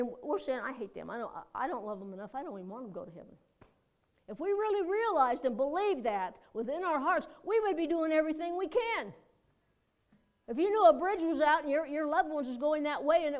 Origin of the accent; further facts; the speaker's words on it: United States; I'm an American